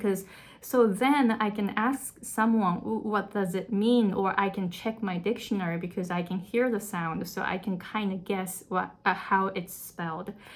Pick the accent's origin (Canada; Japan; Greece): Japan; first language Japanese; English is a second language; moved away as an adult; now in Hawaii, United States